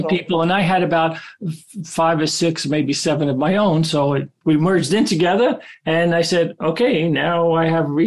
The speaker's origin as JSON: {"language": "English", "town": "New York City", "region": "New York", "country": "United States", "tie": "born or raised there", "said": "I grew up in Brooklyn with immigrant parents"}